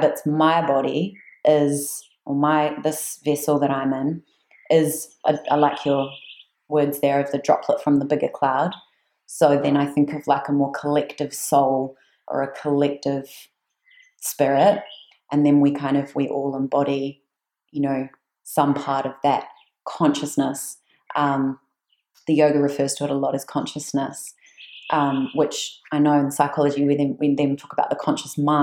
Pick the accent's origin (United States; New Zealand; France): New Zealand; I'm from New Zealand